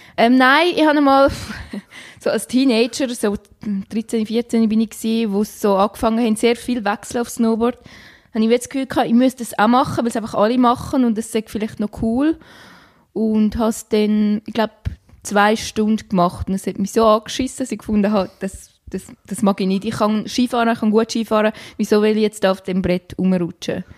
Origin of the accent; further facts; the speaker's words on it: Graubünden, Switzerland; moved away; meine Heimat im wunderschönen Kanton Graubünden